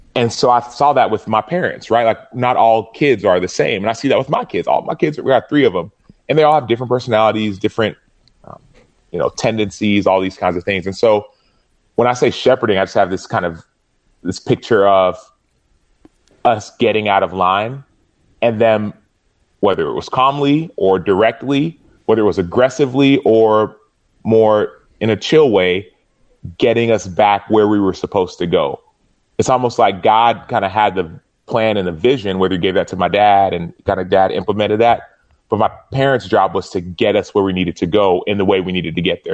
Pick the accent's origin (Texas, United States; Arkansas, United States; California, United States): Texas, United States; Dallas; we were living in Dallas